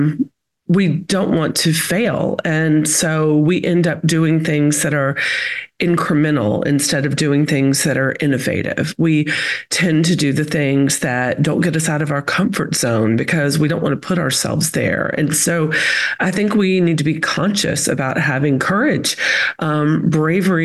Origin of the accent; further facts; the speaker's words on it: Chattanooga, Tennessee, United States; accent: Southern; moved away as an adult; now in Florida, United States; I'm from Chattanooga, Tennessee. I always say that's the accent. I've lived in Florida for a decade now, but Chattanooga, Tennessee is home. I grew up in a community called Lookout Mountain